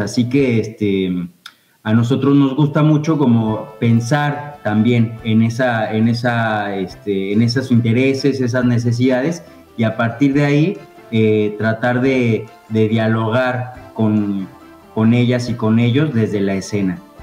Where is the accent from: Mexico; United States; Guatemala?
Mexico; moved away as an adult; now in Fisque, Argentina; en México, de donde soy originario